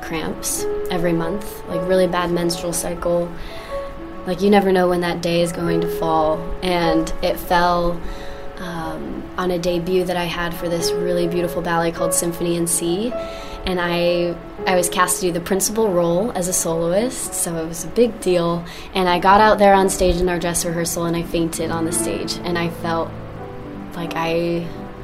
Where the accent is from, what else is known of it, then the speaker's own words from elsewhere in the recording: the South, United States; now in New York City, United States; I grew up in the South